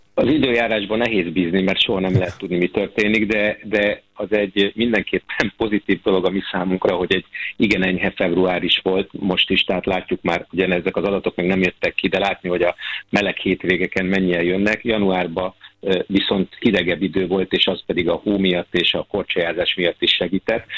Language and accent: Hungarian; Hungary; mint magyar állampolgár